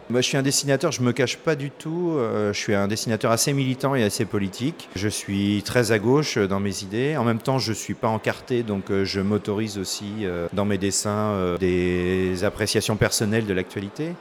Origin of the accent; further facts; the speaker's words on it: Paris, Île-de-France, France; Moi, je suis parisien